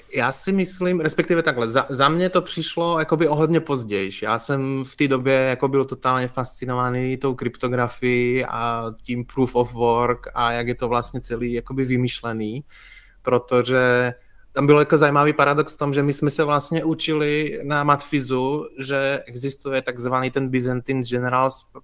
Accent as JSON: {"language": "Czech", "town": "Košice", "region": "Košice Region", "country": "Slovakia", "tie": "born or raised there", "moved": "as an adult", "lives_now": "Prague, Czech Republic", "said": "Já jsem se narodil na Slovensku v Košicích, ale v 18 letech jsem vlastně zvednul kotvy podobně jako spoustu eh, lidí ze Slovenska v té době a šel jsem studovat do Prahy"}